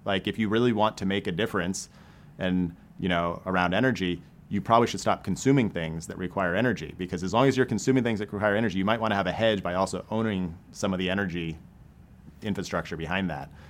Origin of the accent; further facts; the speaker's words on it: Maine, United States; now in St. Louis, United States; I grew up in Maine.